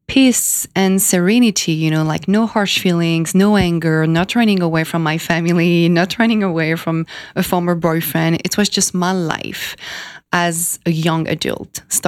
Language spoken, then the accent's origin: English; France; moved away as an adult; also born or lived in Miami / California; now in New York, United States; I was born in France 33 years ago